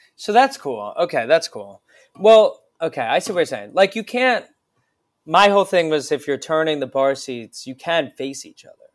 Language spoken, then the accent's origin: English; Voorhees, New Jersey, United States; now in New York, United States; I grew up near Philadelphia